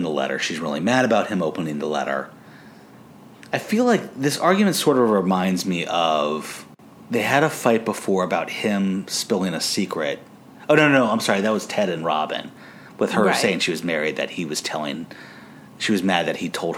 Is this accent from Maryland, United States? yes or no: yes; Maryland, United States; We're from Maryland